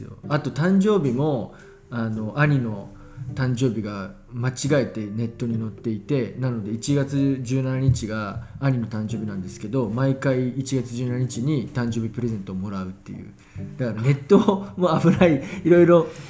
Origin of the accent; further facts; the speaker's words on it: Hiroshima, Japan; moved away; also born or lived in Fukuoka / Tokyo; 自分が生まれ育ったこの町